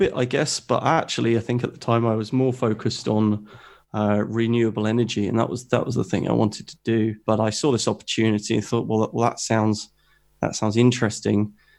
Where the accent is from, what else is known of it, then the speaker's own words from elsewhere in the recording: South East England, United Kingdom; So I'm obviously from the UK. I grew up in Hampshire and in the South Coast.